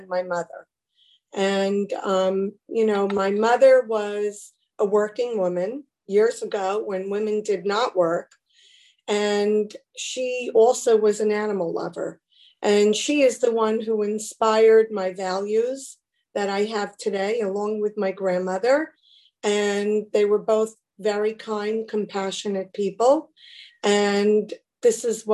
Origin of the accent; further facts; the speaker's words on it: New Jersey, United States; I grew up in New Jersey.